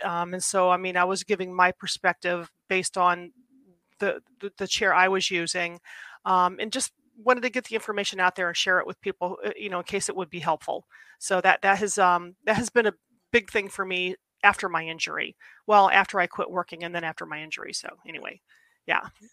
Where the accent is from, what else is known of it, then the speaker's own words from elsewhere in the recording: Ohio, United States; I grew up in Ohio.